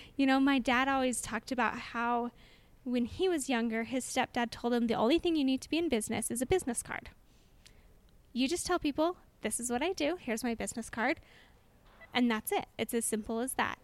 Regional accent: Orem, Utah, United States; I am from Orem, which is just next door neighbors to Provo, and born and raised in Orem

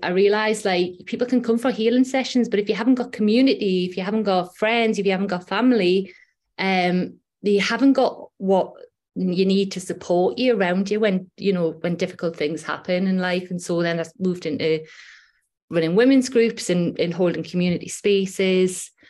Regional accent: Newcastle upon Tyne, North East England, United Kingdom; accent: Geordie; now in Whitley Bay, United Kingdom; I'm from Newcastle upon Tyne. I live in Whitley Bay now, which is just on the coast.

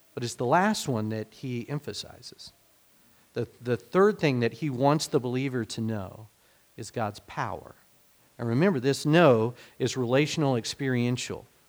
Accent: United States; being American

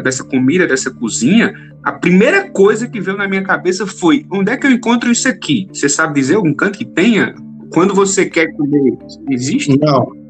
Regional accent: Northeast Region, Brazil; eu sou nordestino, gosto muito da comida nordestina

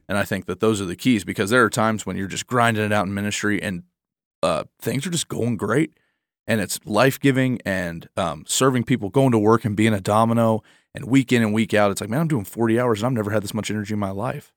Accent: Michigan, United States; I'm a Midwestern. I'm from Michigan

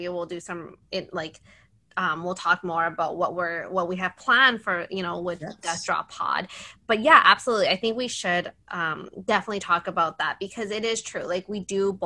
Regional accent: Canada; I'm Canadian

